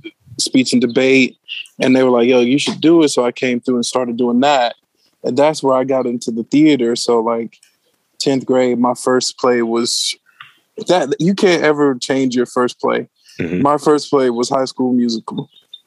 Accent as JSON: {"language": "English", "town": "Hattiesburg", "region": "Mississippi", "country": "United States", "tie": "born or raised there", "moved": "yes", "lives_now": "Baltimore, United States", "said": "I'm from Mississippi, yo. So I went to Hattiesburg High School. Shout out to my hometown, Hattiesburg"}